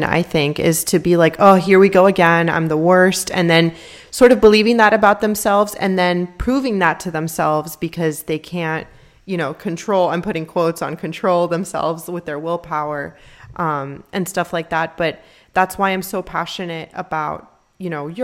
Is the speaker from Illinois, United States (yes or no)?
no; Miami, Florida, United States; We're from Miami